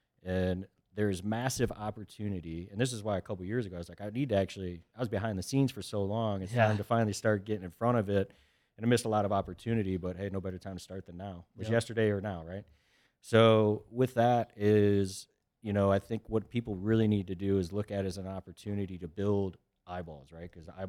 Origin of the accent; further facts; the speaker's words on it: Charlotte, North Carolina, United States; so for me, I grew up in Charlotte in that aspect, loved it, met my wife there, girlfriend at the time.